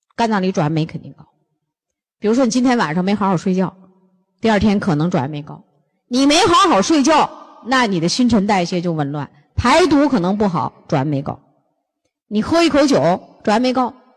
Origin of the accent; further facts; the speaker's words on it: northern China, China; 咱们东，北方人